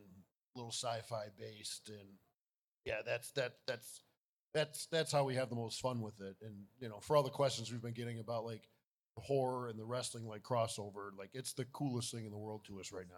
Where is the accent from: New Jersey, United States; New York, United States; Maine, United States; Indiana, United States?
New York, United States; Buffalo; We live in Buffalo, New York. That's my hometown